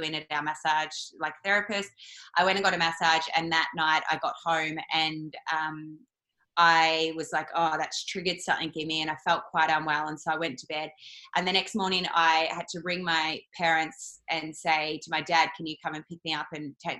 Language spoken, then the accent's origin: English; Yarrawonga, Victoria, Australia; I am a country girl. So I'm from Yarrawonga, Mooala, up on the border of New South and Vic. And so growing up, I was raised in a typical, you know, meat and three veg sort of family